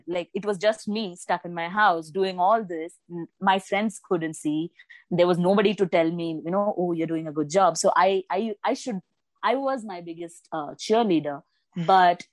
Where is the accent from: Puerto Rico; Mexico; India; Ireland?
India; Bengaluru, Karnataka; also born or lived in Kerala; I was born and raised in Bengaluru, but my native is Kerala